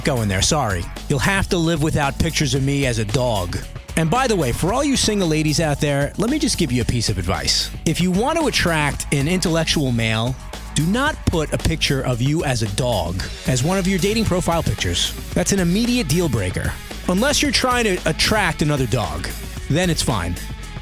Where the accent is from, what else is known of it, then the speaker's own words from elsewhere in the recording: New York City, New York, United States; Brooklyn, New York, my hometown